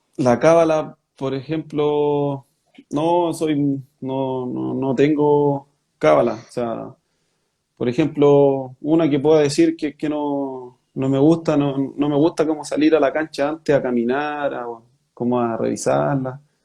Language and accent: Spanish; Rengo, O'Higgins, Chile; moved away; de ahí de Rengo soy y mi familia, todos son de ahí